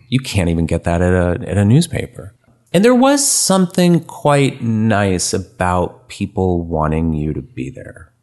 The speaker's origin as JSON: {"language": "English", "town": "San Francisco", "region": "California", "country": "United States", "tie": "born or raised there", "also_born_or_lived": "Memphis / Albuquerque", "moved": "as an adult", "said": "born and raised in San Francisco"}